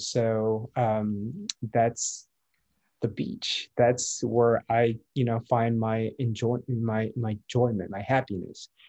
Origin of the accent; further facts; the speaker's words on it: Midwest, United States; moved away as an adult; also born or lived in Minneapolis / San Francisco; now in San Diego, United States; was born and raised in the Midwest, lived in the Midwest all my life